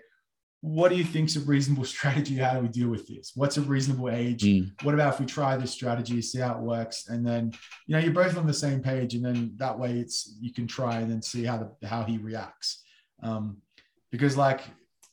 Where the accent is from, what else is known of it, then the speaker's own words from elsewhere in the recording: Australia; I'm from Australia